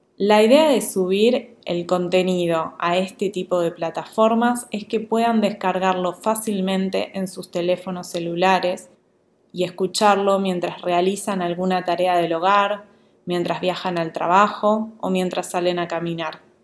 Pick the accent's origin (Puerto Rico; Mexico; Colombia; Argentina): Argentina; Buenos Aires; accent: Rioplatense porteño Argentine Spanish; first language Spanish (Rioplatense); en mi lengua natal, el castellano o español rioplatense, más específicamente español porteño argentino